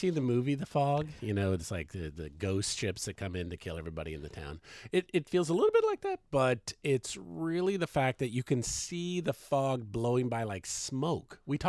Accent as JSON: {"language": "English", "region": "Washington", "country": "United States", "said": "because we're like Washingtonians."}